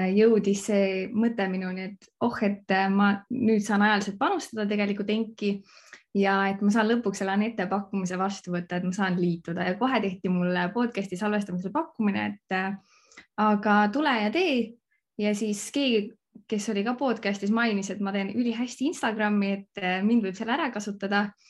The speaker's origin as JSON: {"language": "Estonian", "region": "Võru County", "country": "Estonia", "also_born_or_lived": "Viimsi", "moved": "yes", "said": "tegelikult pärit olen ma Võrumaalt"}